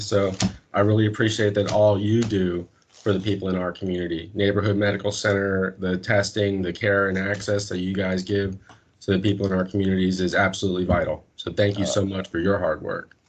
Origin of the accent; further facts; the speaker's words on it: North Miami, Florida, United States; originally I am from Miami, Florida, North Miami